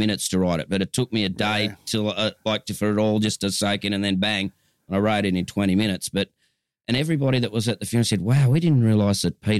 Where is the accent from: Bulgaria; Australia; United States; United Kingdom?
Australia; Gold Coast, Queensland; Yeah, born at Southport Hospital. It doesn't exist anymore.